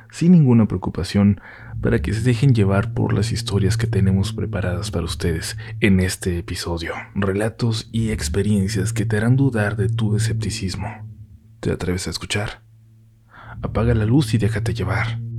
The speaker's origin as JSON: {"language": "Spanish", "town": "Navolato", "region": "Sinaloa", "country": "Mexico", "said": "Nosotros somos de Nabolato, Sinaloa, y hace ya varios años se contaban muchas historias sobre brujos, brujas y nahuales"}